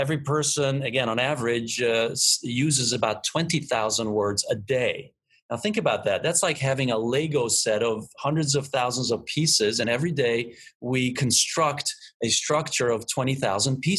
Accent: Budapest, Hungary; moved away; I am originally from Budapest

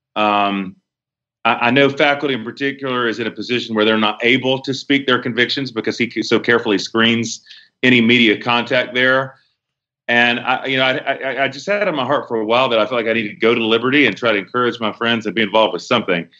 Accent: Charlotte, North Carolina, United States; moved away as an adult; now in Tulsa, United States; born and raised there all my life

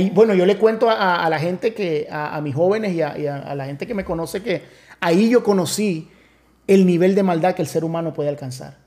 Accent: Miami, Florida, United States; moved away as an adult; now in Orlando, United States; yo soy de Miami

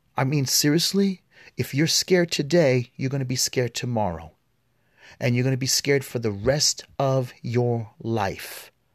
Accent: New York City, New York, United States; I grew up in the New York City education system

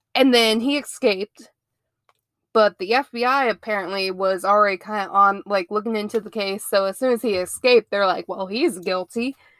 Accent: Ohio, United States; moved away as an adult; now in Mobile, United States; I am originally from Ohio, I moved down here to good old Mobile, Alabama, about nine years ago

